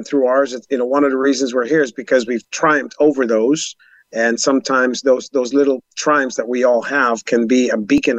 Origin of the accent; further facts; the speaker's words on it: Jonestown, Guyana; born there; that all started in Guyana, South America. I was born in Jonestown